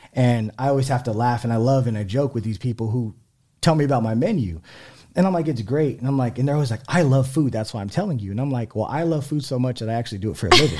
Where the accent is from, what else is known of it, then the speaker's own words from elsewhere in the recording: San Antonio, Texas, United States; also born or lived in Houston; my parents are from San Antonio as well. Um, yeah, I mean, I love San Antonio. I grew up